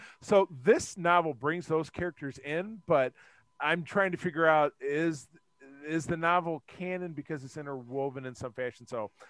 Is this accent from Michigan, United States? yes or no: yes; Grosse Pointe, Michigan, United States; I grew up in Grosse Pointe, Michigan, which is a suburb of Detroit. There's a little shopping district there called The Village, which is my elementary school. It's right there. I lived on the other side.